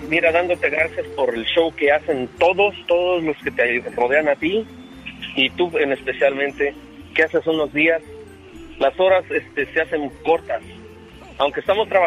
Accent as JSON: {"language": "Spanish", "region": "Michoacán", "country": "Mexico", "said": "diciendo en la cultura de, soy michoacano, en la cultura de nosotros es este salen de blanco las personas"}